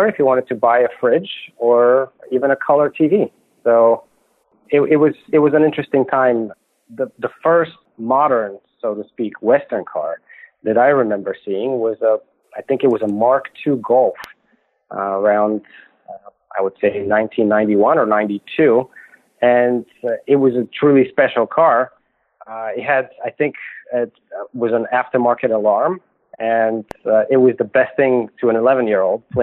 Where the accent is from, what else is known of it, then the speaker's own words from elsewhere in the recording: Bulgaria; English is a second language; moved away as an adult; also born or lived in New York City, United States; now in United States; I was born in Bulgaria during the communist time, and it was a strange time for me, especially coming and living in America now for 20 years